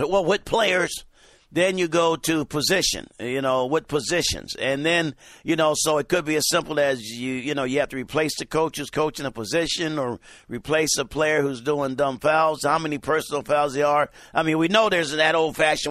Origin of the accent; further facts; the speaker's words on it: San Diego, California, United States; San Diego, that's my hometown